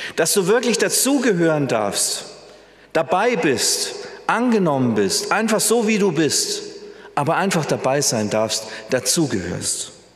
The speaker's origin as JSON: {"language": "German", "country": "Germany", "said": "wir Deutsche"}